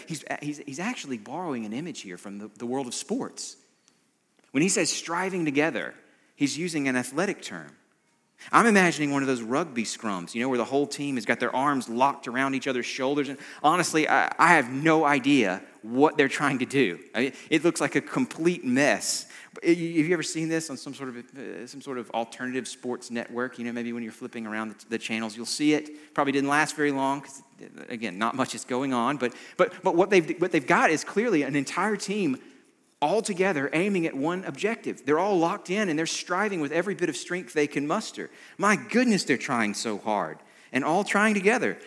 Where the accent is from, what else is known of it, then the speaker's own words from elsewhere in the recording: United States; an American like me